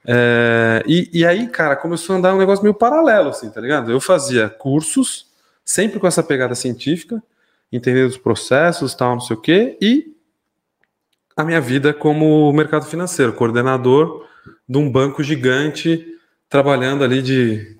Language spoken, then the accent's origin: Portuguese; São Paulo, Brazil; moved away as an adult; now in Mairinque, Brazil; nascido, criado em São Paulo, é, ali no bairro da Lapa